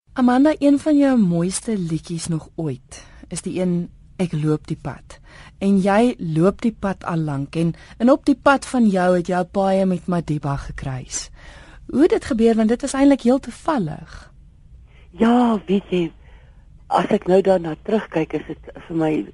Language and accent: Afrikaans; Eastern Cape, South Africa; ons kom beide van die Oos-Kaap af